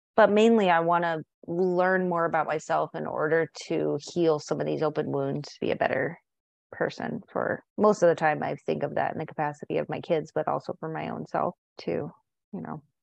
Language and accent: English; San Diego, California, United States; now in Montana, United States; I grew up in San Diego so half of my life was in California, half of my life was in Montana